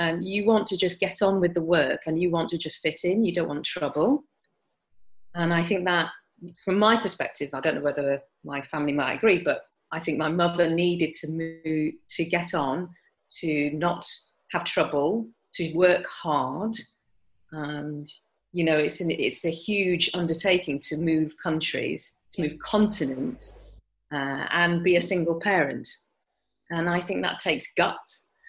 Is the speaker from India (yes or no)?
no; Bradford, Yorkshire and the Humber, United Kingdom; because I was in Bradford, I was brought up in Yorkshire, and very proud of being a Yorkshire person as well, and love Bradford